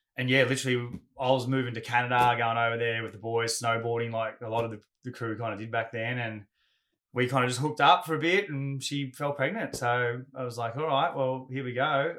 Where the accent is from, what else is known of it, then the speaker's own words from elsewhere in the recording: Gold Coast, Queensland, Australia; also born or lived in Ferntree Gully, Melbourne, Victoria; we were all young surfers growing up on the Goldie